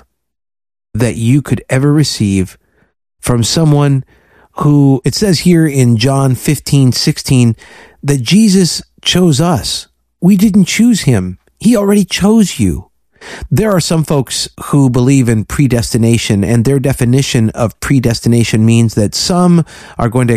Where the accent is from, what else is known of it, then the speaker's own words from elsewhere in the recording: Florida, United States; I'm from Florida